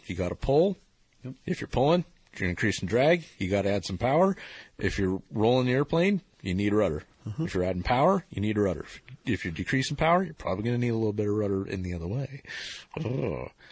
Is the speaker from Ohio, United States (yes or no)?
yes; Ohio, United States; born or raised there